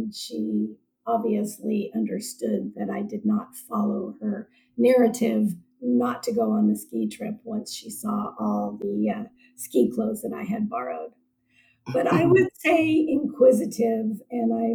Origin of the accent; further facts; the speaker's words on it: San Francisco, California, United States; also born or lived in Seattle, Washington; I was born in Seattle, Washington, and we moved to San Francisco when I was 7 months old. So I consider myself a San Francisco native